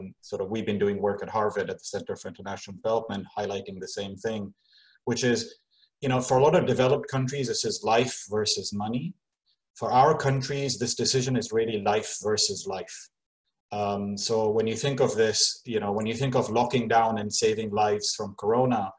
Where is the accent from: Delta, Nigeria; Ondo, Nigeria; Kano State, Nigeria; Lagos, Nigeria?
Kano State, Nigeria; Kano; moved away; I grew up in Kano